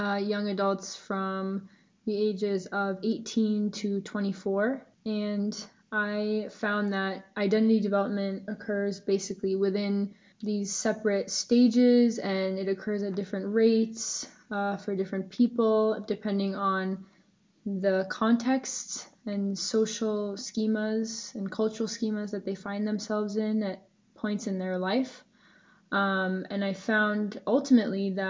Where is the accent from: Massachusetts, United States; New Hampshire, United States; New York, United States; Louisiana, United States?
Massachusetts, United States; Ashland; also born or lived in Worcester, Massachusetts; I am from Ashland, Massachusetts originally